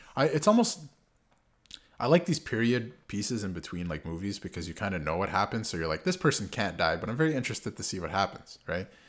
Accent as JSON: {"language": "English", "country": "Canada", "said": "we're Canadian."}